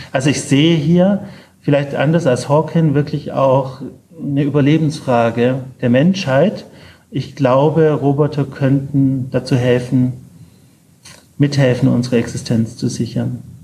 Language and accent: German; Ulm, Baden-Württemberg, Germany; moved away; aus meiner alten Heimatstadt, in der ich leider nicht mehr oft bin aus Ulm